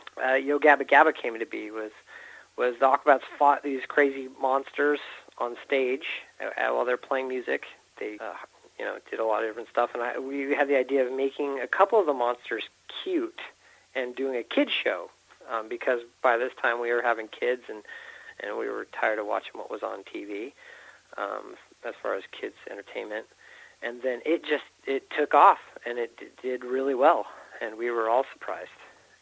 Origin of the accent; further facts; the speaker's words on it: California, United States; also born or lived in St. George / Bountiful; Yeah, my family moved around a lot. You know, I grew up in California. We had, I lived in St. George